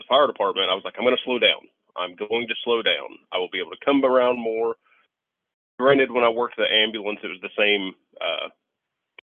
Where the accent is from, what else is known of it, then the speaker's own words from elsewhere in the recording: Shoals, Indiana, United States; where I grew up was in Shoals, about 20 miles from where I live now, about 20 miles from work